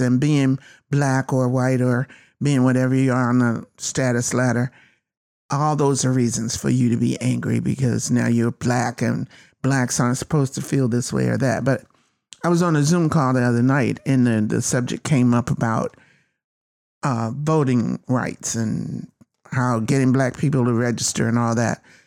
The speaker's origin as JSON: {"language": "English", "region": "North Carolina", "country": "United States", "tie": "born or raised there", "said": "I was born in North Carolina, one of the most racist places you could have been at that time."}